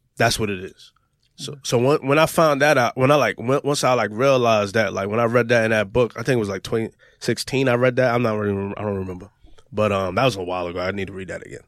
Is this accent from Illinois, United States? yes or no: no; New York, United States; this kid from New York